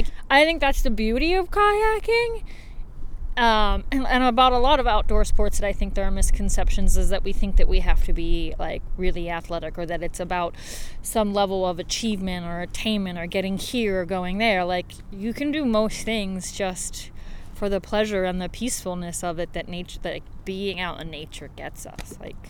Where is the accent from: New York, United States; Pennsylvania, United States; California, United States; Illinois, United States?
Pennsylvania, United States; Turtle Creek; moved away as an adult; I grew up in Turtle Creek, so I'm a Pittsburgher. It doesn't get any more Pittsburgh than Turtle. I should say Crick.